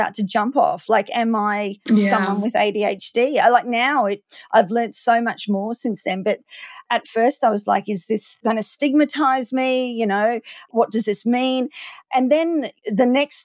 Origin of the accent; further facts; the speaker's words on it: Queensland, Australia; also born or lived in Maleny, Queensland; I'm from Queensland in Australia.